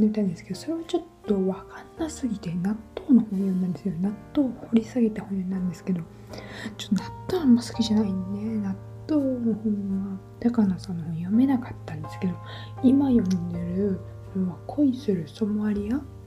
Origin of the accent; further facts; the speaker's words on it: Japan; moved away as an adult; also born or lived in London; 私は日本人として見られるわけですよ